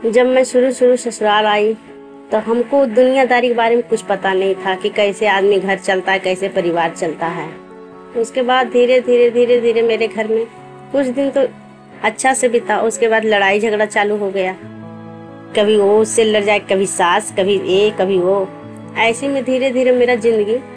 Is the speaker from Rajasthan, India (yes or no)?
no; Amma, Bihar, India; मैं अम्मा गांव की रहने वाली हूँ कोयरी टोला पश्चिमी पंचायत